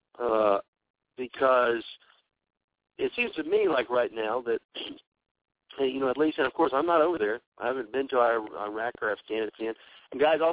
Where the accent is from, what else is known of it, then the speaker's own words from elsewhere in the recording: Texas, United States; I'm from the South. I'm from Texas